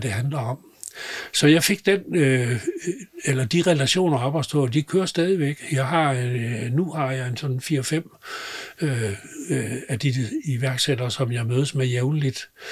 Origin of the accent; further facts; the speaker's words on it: Southern Jutland, Southern Denmark, Denmark; moved away; jeg er sønderjyde og har levet og opvokset, vokset op i grænselandet